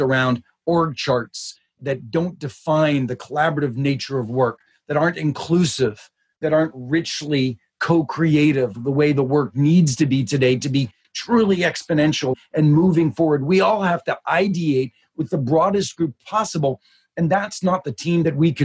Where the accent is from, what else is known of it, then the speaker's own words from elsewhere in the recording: Pittsburgh, Pennsylvania, United States; When I was just a kid, I grew up in Pittsburgh